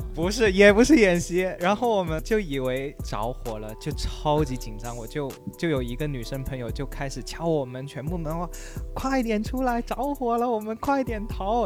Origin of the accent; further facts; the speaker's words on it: China; 我们都是中国人